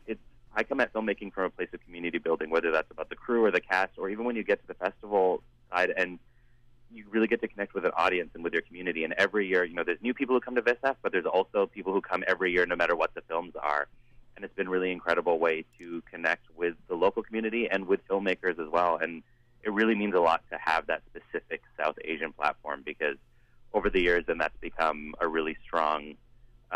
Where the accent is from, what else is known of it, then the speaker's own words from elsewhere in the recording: Surrey, British Columbia, Canada; I grew up in Surrey